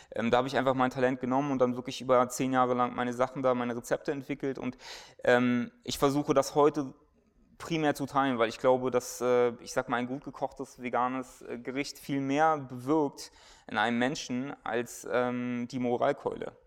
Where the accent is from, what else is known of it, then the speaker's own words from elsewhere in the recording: Germany; wir als Deutsche